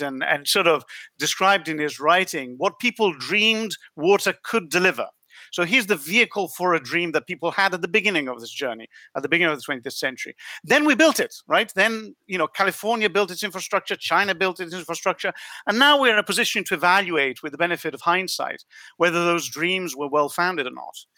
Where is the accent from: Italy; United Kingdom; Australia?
Italy; moved away; I was born in Italy